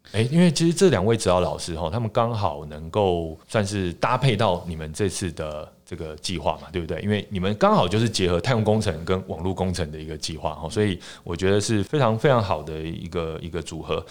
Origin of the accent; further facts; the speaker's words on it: Taiwan; accent: Taiwanese Mandarin; 我这个台湾国语